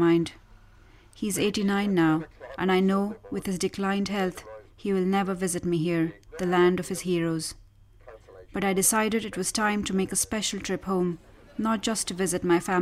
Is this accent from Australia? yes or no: no; India; moved away as an adult; also born or lived in Ireland; now in Galway, Ireland; I'm from India and I have been living in Ireland for the last 10 years